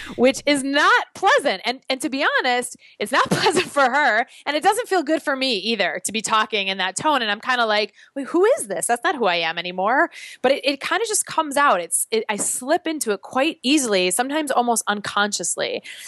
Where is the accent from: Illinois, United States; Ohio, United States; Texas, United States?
Illinois, United States; Chicago; now in New York, United States; I'm originally from Chicago, so Chicago very much feels like my home